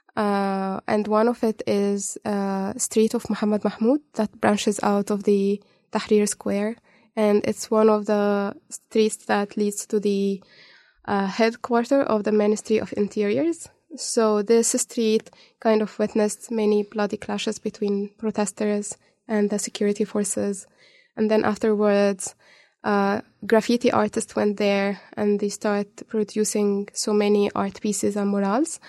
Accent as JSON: {"language": "English", "town": "Cairo", "region": "Cairo Governorate", "country": "Egypt", "tie": "born or raised there", "also_born_or_lived": "Dubai, UAE", "moved": "as an adult", "lives_now": "Dunedin, New Zealand", "said": "I wasn't born in Egypt, but I was raised in Egypt. I was born in Dubai, UAE. Mm. Then my family moved when I was three and a half to Cairo."}